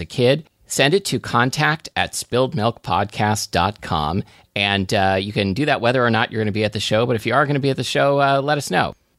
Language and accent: English; Kuala Lumpur, Malaysia; So I grew up in Kuala Lumpur.